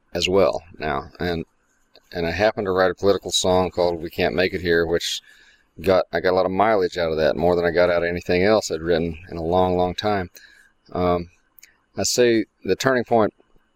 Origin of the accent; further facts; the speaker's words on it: Northern Virginia, United States; moved away as an adult; also born or lived in Arizona / Texas; now in Austin, United States; I grew up mostly in Northern Virginia